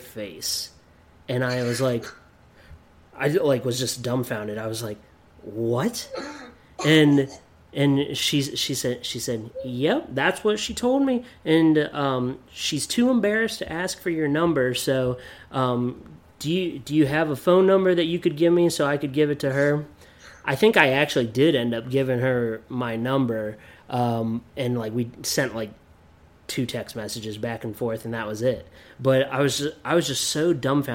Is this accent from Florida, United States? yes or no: no; Williamsport, Pennsylvania, United States; moved away; the Williamsport Crosscutters, which is my hometown